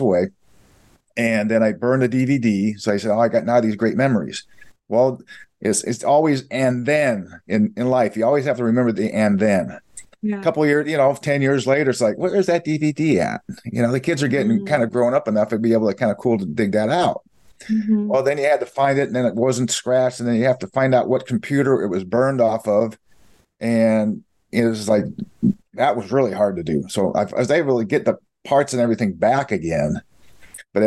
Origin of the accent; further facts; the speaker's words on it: Iowa, United States; moved away; We're originally from Iowa, Midwest